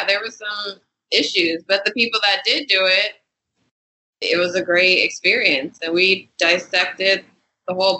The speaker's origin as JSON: {"language": "English", "town": "Inglewood", "region": "California", "country": "United States", "tie": "born or raised there", "said": "I grew up in Inglewood, California"}